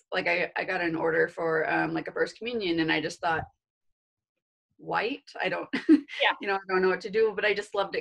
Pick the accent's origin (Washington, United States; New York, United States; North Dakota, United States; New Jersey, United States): Washington, United States; Vancouver; moved away as an adult; also born or lived in Pullman, Washington / Nevada / Texas; now in Post Falls, United States; I'm actually from the Portland, Vancouver, Washington area